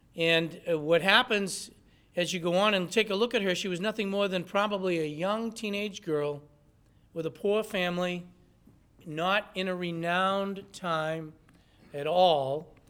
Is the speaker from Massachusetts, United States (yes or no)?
yes; Lawrence, Massachusetts, United States; I grew up in Lawrence